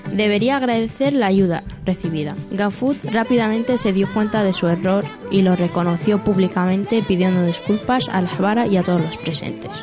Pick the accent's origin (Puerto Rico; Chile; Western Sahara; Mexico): Western Sahara; also born or lived in Cantabria; now in Torrelavega, Spain